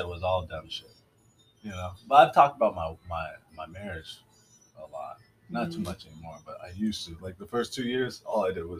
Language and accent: English; Tacoma, Washington, United States; I grew up in Tacoma, Washington. around all white people.